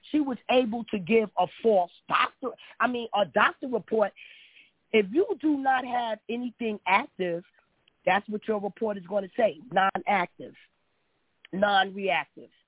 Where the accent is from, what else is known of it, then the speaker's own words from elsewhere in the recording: New York, United States; I'm from New York